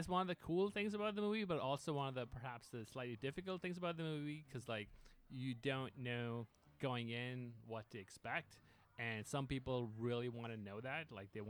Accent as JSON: {"language": "English", "country": "Pakistan", "said": "And I'm originally from Pakistan, so I went to shoot the movie there, which was a big surprise for a lot of people."}